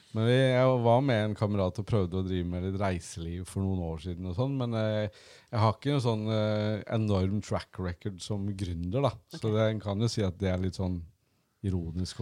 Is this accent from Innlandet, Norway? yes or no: yes; Gjøvik, Innlandet, Norway; moved away as an adult; also born or lived in Oslo; Jeg kommer fra Gjøvik og bodd i Oslo mange år